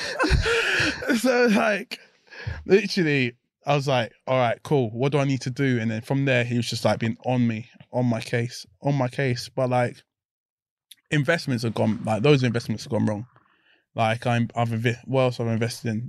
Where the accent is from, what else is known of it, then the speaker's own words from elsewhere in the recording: London, United Kingdom; growing up in South London, it's a mess, isn't it?